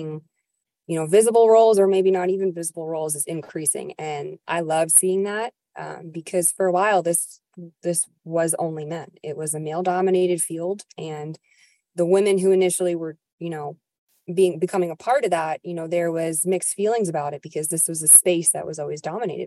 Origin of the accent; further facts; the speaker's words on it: New York, United States; moved away; I'm from New York originally